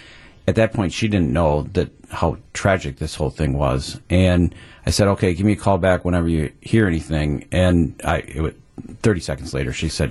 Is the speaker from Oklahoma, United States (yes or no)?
no; Waukesha, Wisconsin, United States; This is my hometown.